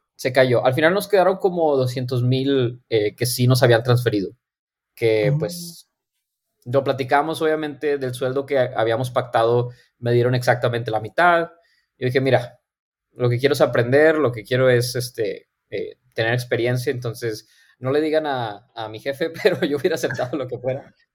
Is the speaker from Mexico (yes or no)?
yes; Monterrey, Nuevo León, Mexico; moved away as an adult; also born or lived in Silicon Valley; soy de aquí de Monterrey, Nuevo León. Ahorita estoy viviendo aquí otra vez. Em, yo nací, crecí aquí toda mi vida